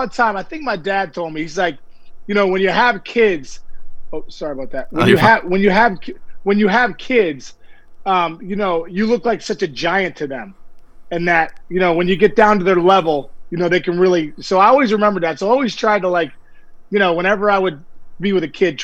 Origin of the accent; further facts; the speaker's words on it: Pittsburgh, Pennsylvania, United States; I grew up here in Pittsburgh.